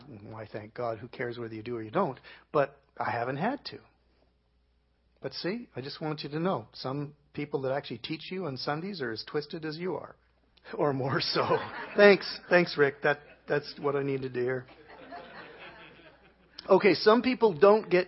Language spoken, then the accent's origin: English; Canada; I'm from Canada.